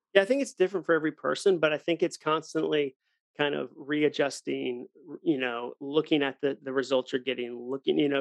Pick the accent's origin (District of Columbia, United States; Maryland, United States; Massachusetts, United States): Massachusetts, United States; Ipswich; growing up in Ipswich on the North Shore of Massachusetts